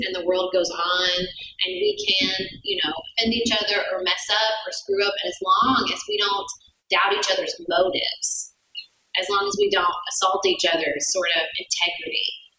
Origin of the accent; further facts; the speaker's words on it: Paducah, Kentucky, United States; I'm wholly dedicated to my hometown. I think everyone should live in Paducah, Kentucky